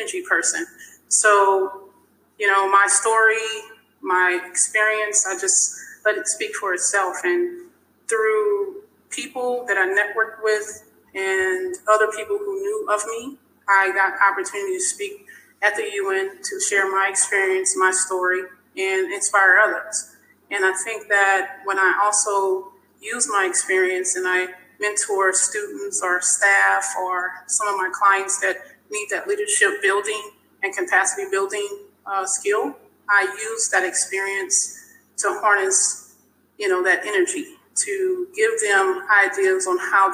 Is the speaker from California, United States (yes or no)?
no; South Louisiana, United States; moved away; growing up in South Louisiana